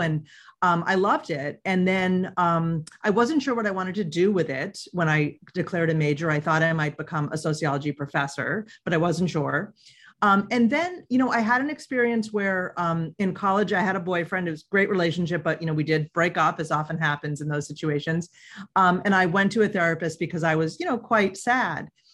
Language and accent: English; Boston, Massachusetts, United States; also born or lived in Middletown, Connecticut; I'm from the Boston area